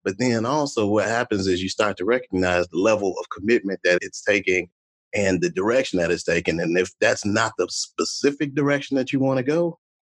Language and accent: English; Chicago, Illinois, United States; now in Dallas, United States; I'm from Chicago, Illinois, originally, and now I live in Dallas, Texas